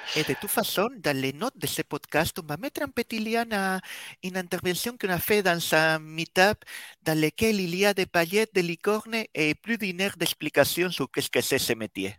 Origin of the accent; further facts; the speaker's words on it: Spain; accent: Spanish; French is a second language; moved away as an adult; now in Brittany, France; Le petit accent que vous arriverez peut-être à percevoir si vous vous concentrez Bien du fait que je suis espagnol et malgré avoir vécu déjà plus de la moitié de ma vie en Bretagne, à la pointe de la Bretagne, l'accent ne part pas.